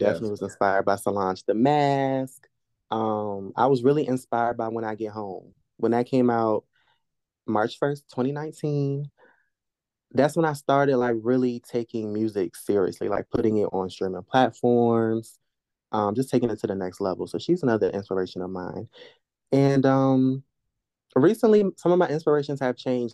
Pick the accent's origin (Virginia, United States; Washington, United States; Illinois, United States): Virginia, United States; Norfolk; I grew up, uh, one of the parts of Norfolk called Ocean View.